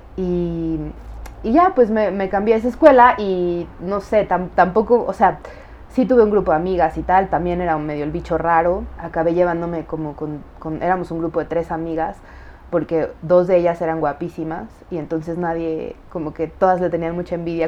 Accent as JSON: {"language": "Spanish", "region": "Mexico City", "country": "Mexico", "tie": "born or raised there", "also_born_or_lived": "United States (born) / Chicago", "said": "Crecí en el DF"}